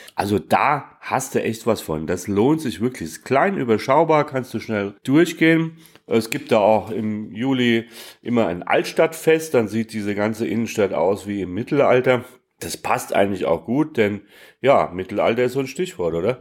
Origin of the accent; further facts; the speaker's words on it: Hesse, Germany; ich bin ja Hesse